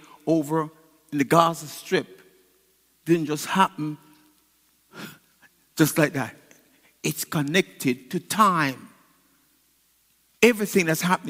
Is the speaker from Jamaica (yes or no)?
yes; Jamaica; now in United States; I'm a Jamaican. And I want to be a Jamaican. I love the food, I love my culture. I became an American